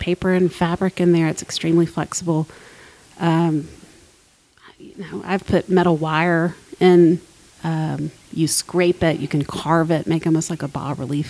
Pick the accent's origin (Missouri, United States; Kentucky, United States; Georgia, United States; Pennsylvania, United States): Georgia, United States; Columbus; Columbus, Georgia.